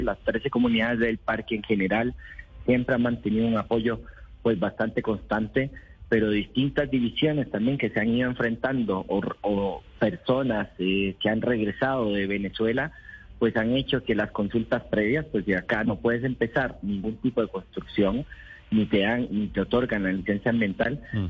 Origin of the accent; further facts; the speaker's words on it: Costa Rica; yo soy de Costa Rica.